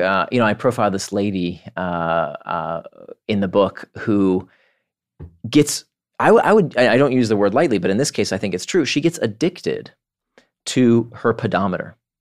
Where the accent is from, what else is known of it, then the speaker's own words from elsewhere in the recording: Orlando, Florida, United States; moved away as an adult; also born or lived in Israel / Atlanta / California; now in New York, United States; I was born in Israel. I grew up in Orlando